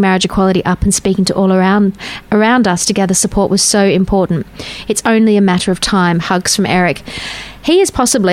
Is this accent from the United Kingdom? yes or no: no; Safety Bay, Western Australia, Australia; I grew up in Safety Bay